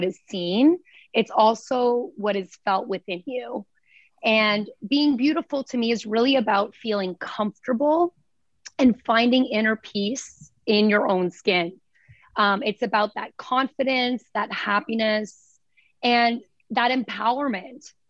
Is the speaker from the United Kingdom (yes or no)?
no; small town outside Toronto, Ontario, Canada; also born or lived in Vancouver; now in New York, United States; coming from like small town, like outside Toronto